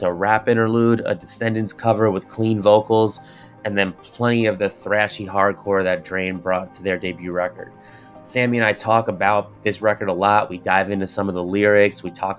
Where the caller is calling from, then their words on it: Queens, New York, United States; In the city, in Queens.